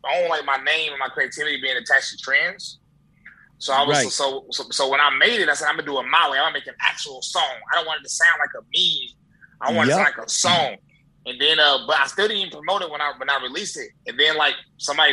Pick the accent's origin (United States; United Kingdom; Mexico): United States; High Point, North Carolina; now in Tennessee, United States; born and raised in High Point, North Carolina. I moved to Tennessee, though.